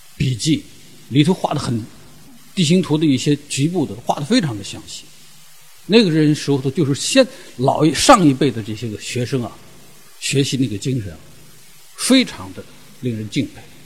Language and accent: Chinese; the Northwest, Northwest China, China; 因为我是来自西北，我对骑兵有感情